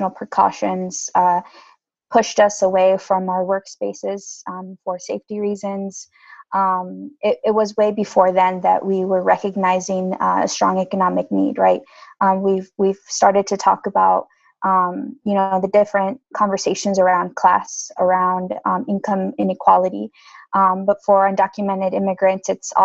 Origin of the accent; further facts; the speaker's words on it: Indiana, United States; I'm from Indiana, and so primarily the main income that our families obtained from manufacturing, agriculture, and hospitality.